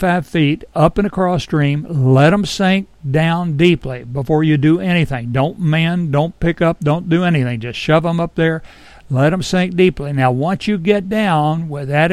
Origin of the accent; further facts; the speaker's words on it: Edinburg, Virginia, United States; When I was a kid growing up in Edinburgh in the 50s